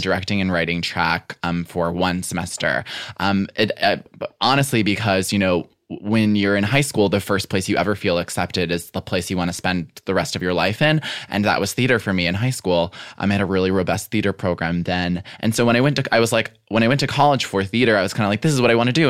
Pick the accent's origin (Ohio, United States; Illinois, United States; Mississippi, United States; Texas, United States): Illinois, United States; Western Springs; also born or lived in South Side, Chicago; I was born on the South Side okay. um, and, and was there until I was like five or six. Then we moved into Western Springs.